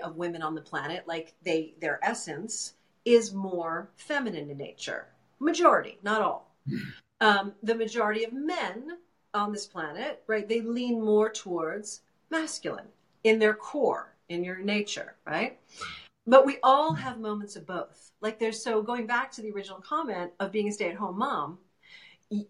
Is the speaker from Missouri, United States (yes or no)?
no; New York City, New York, United States; moved away; originally I'm from New York City